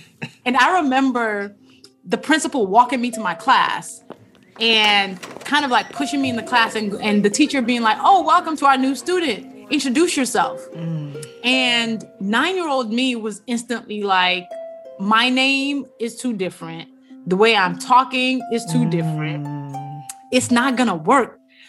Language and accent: English; Nigeria; And the one thing we left out is that we are both Naija girls. We're both Nigerian, you know, rocking the green, white, green in our blood.